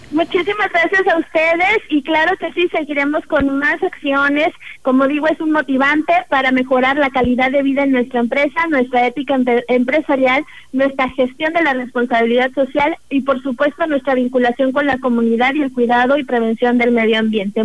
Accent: Tamuín / Ciudad Valles, San Luis Potosí, Mexico; somos personas de nuestra propia comunidad, somos personas de Tamuín, somos personas de Ciudad Valles

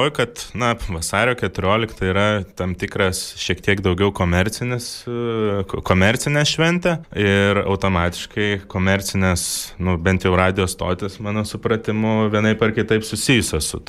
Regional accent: Lithuania; Aš jau gimiau nepriklausomai Lietuvo

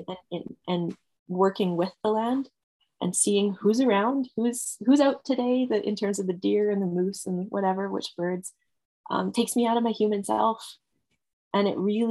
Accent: Edmonton, Alberta, Canada; also born or lived in England / Red Deer, Alberta; having spent a lot of my years growing up in Edmonton

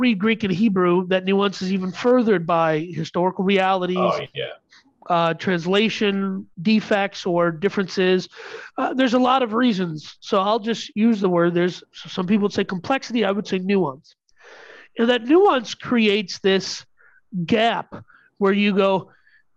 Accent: India; I'm Indian.

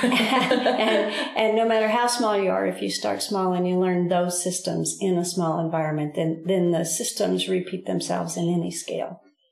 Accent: Southwest, United States; And because we're from the Southwest, this just feels like the perfect midway between Alaska and Florida.

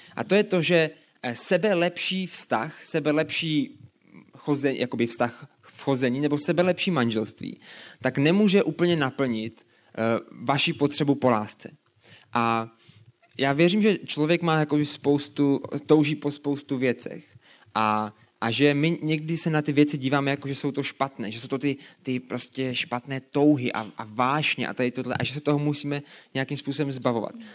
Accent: Brno, South Moravian Region, Czechia; A pocházíme z Brna oba dva.

